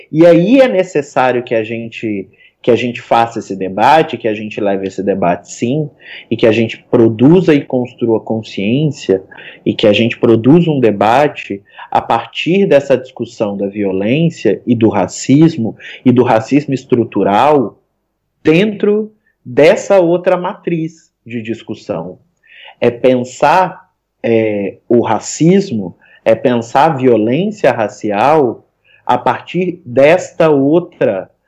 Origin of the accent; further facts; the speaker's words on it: Minas Gerais, Brazil; now in Rio de Janeiro, Brazil; eu venho de Minas Gerais e hoje resido no Rio.